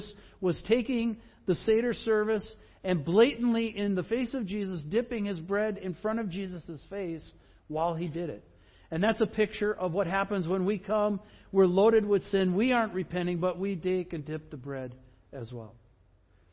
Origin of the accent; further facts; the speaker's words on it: Midwest, United States; I grew up in the Midwest